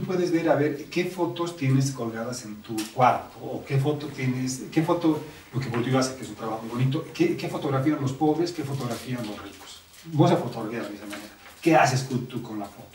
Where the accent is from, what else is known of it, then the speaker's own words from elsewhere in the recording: La Paz, Bolivia; los paseños